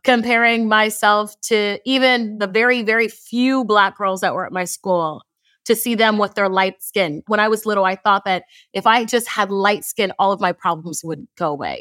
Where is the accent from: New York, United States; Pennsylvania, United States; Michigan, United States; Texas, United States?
Texas, United States; Houston; I am from Houston, Texas, but I'm first generation. My parents immigrated here from Nigeria